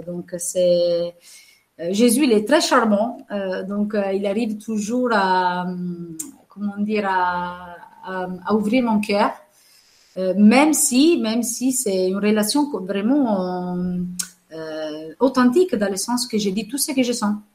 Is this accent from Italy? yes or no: yes; Venice, Veneto, Italy; French is a second language; moved away as an adult; also born or lived in Manche, France; now in France; En tant qu'Italienne